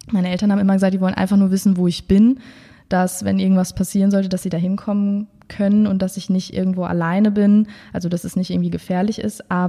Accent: Münster, North Rhine-Westphalia, Germany; moved away as an adult; now in Cologne, Germany; ich bin geboren und aufgewachsen in Münster und äh, dort als Einzelkind aufgewachsen tatsächlich. Also ich habe dort bis zu meinem 20. Lebensjahr, ja, bis ich 2013 nach Köln kam

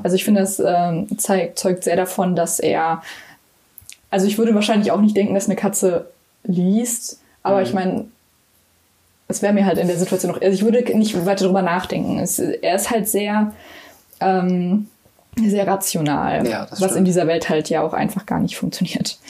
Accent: Cologne, North Rhine-Westphalia, Germany; ich komme aus Köln

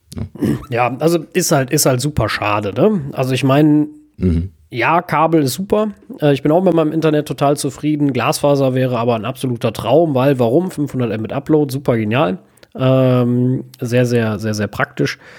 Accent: Germany; bei uns in Deutschland

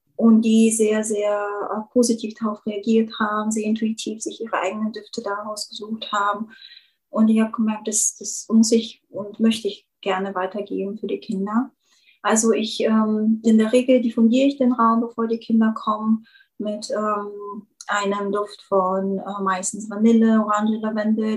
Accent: Bulgaria; German is a second language; moved away as an adult; now in Germany; ich ja gebürtige Bulgarin bin und schon irgendwie mit 18 nach Deutschland kam

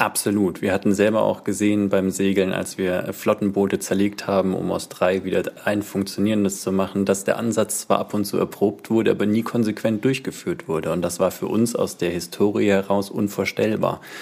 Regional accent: Landshut, Bavaria, Germany; now in Schleswig-Holstein, Germany; Niederbayern, Landshut

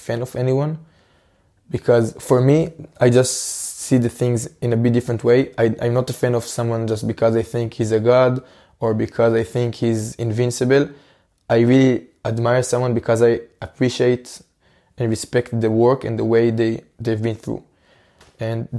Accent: Israel; in my home country, in Israel

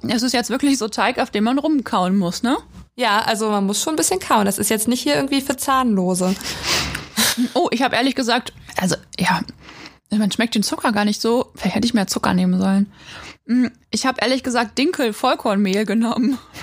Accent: Quakenbrück, Lower Saxony, Germany; now in Osnabrück, Germany; wir kommen nämlich eigentlich nicht aus Schwerin und Osnabrück, sondern ich komme aus Quakenbrück, einer 13.000 Einwohnerstadt in Niedersachsen

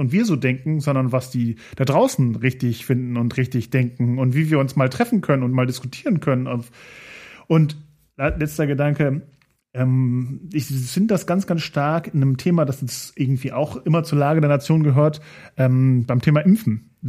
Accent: Austria; Nein, ich bin Österreicher.

